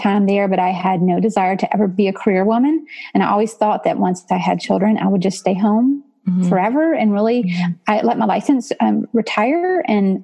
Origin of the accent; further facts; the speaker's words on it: Georgia, United States; now in Nashville area, United States; I grew up in Georgia actually. So I'm a transplant, but I'll claim it as home now.